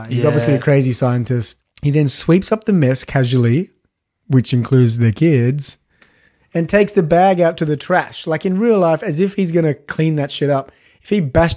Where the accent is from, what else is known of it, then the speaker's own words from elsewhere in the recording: Australia; we're from Australia